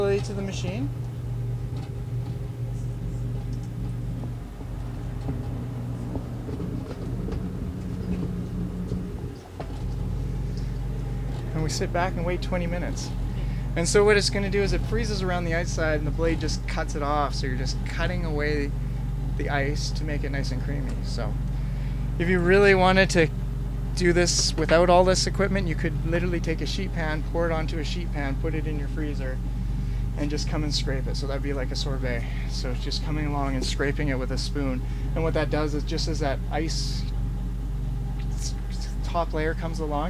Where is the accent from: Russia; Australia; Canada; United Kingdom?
Canada; British Columbia; I'm from here